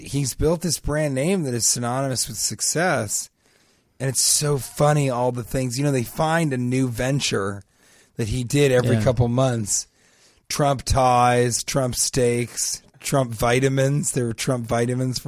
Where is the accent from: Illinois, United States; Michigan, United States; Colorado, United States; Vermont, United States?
Colorado, United States; Denver; growing up in Denver